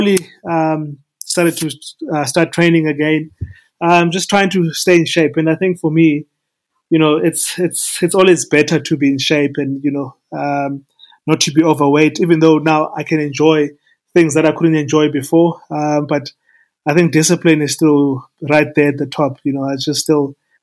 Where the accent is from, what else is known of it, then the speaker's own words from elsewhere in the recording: East London, Eastern Cape, South Africa; moved away as an adult; also born or lived in Mthatha, South Africa / Pretoria, South Africa; I was born in Umtata, in the Eastern Cape. Then we moved to East London, my family and I. So we finished our matric, I mean, our high school in East London.